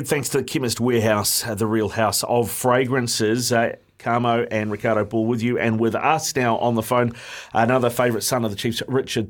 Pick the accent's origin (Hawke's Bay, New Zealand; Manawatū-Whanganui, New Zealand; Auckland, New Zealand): Auckland, New Zealand; because I was born and bred in Auckland, right, and my first job in radio was in Tauranga.